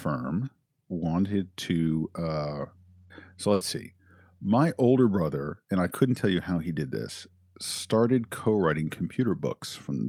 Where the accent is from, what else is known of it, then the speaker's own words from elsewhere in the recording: Silver Spring, Maryland, United States; Silver Spring, Maryland.